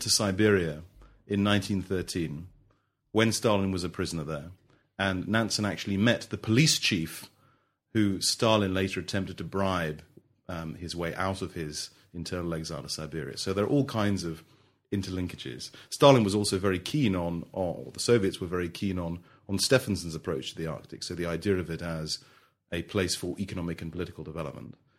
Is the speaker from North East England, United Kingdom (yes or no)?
no; London, United Kingdom; also born or lived in Melbourne, Australia; I grew up in London